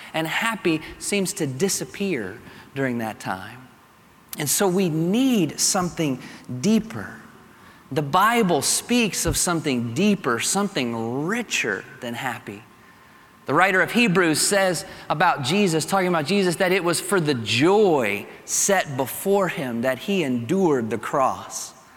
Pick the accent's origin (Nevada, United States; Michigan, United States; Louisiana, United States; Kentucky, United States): Kentucky, United States; accent: Kentucky; my Kentucky accent